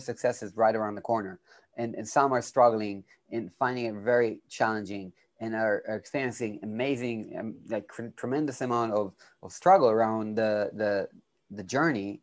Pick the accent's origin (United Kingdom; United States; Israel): Israel; I'm from Israel